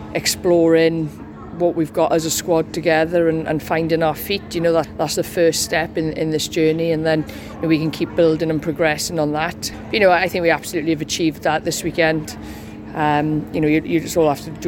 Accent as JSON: {"language": "English", "region": "Wales", "country": "United Kingdom", "said": "as Welsh girls we are"}